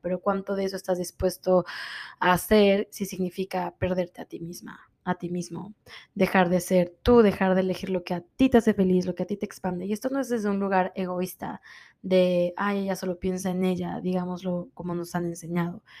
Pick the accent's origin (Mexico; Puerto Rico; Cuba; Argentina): Mexico; moved away as an adult; now in Miami, United States; Soy de México, vivo en Miami hace 13 años